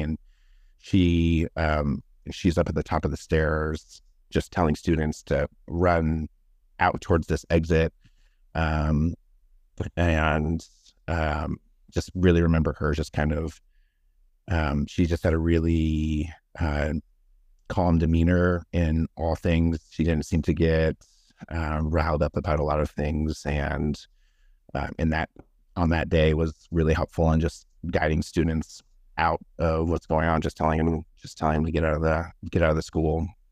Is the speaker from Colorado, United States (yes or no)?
yes; Denver, Colorado, United States; also born or lived in California; I was born in Denver, and then, uh, me and my parents lived there until I, uh, was the, about in kindergarten, and then we moved to California from, you know, kindergarten to about grade, mm, seven, and then moved back to Colorado